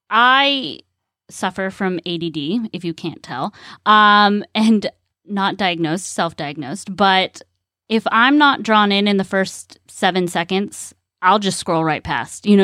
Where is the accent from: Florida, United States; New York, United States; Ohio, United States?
Florida, United States; Ocala; from Ocala, Florida, and you are listening to the monthly breeding and horse sales episode